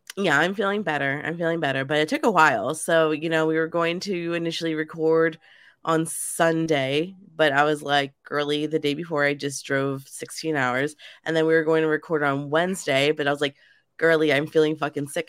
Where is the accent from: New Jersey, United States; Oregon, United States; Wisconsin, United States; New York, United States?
New Jersey, United States; moved away as an adult; now in St. Louis, United States; I moved from New Jersey. Um, I was a lifelong Jersey girl